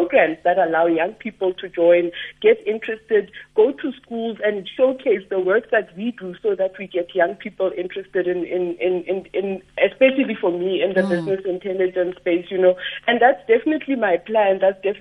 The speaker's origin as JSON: {"language": "English", "town": "Sebokeng", "region": "Gauteng", "country": "South Africa", "said": "I'm from Sebokeng, and when I'm at home, there's actually no fiber"}